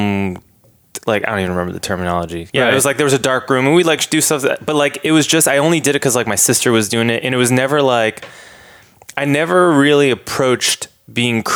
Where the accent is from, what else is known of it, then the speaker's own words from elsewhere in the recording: Boston, Massachusetts, United States; moved away as an adult; also born or lived in Dedham, Massachusetts / New York; now in Los Angeles, United States; I was born and raised, I grew up in Boston, Massachusetts, and then in a town called Dedham